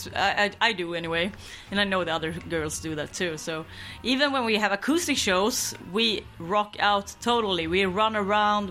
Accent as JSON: {"language": "English", "region": "Skåne", "country": "Sweden", "tie": "born or raised there", "second_language": "English", "moved": "yes", "said": "my hometown in Skåne to visit my mother"}